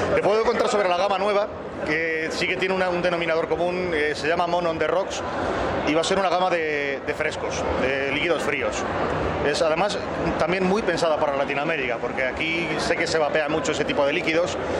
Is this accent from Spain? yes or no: yes; Spain